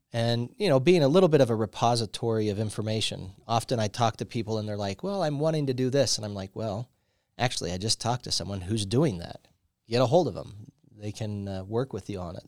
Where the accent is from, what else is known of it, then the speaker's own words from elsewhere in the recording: Riverton, Wyoming, United States; also born or lived in Lander, Wyoming / Laramie, Wyoming; I was a kid, uh, moved, uh, to Riverton. And so I grew up in Riverton, uh, until I went off to U W and studied there